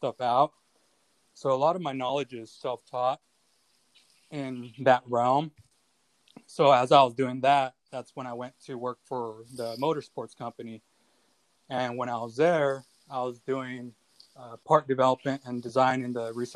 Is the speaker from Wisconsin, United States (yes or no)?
no; Orange County, Southern California, United States; I'm from California, Southern California, Orange County.